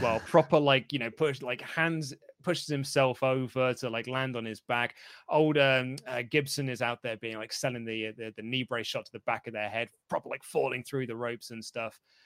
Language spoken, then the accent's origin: English; United Kingdom; as a Brit